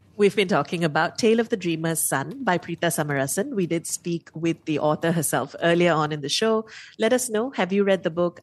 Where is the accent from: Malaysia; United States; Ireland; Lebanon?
Malaysia; as a Malaysian